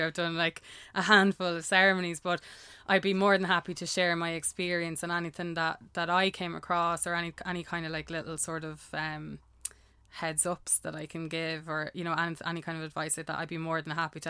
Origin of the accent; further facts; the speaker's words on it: Ireland; I'm Irish